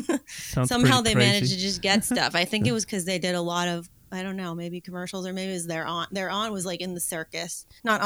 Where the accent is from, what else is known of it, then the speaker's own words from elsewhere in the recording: Los Angeles, California, United States; I grew up in the Hollywood Hills in Los Angeles.